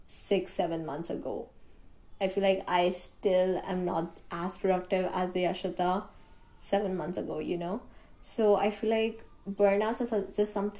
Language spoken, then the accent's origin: English; India; I am an Indian.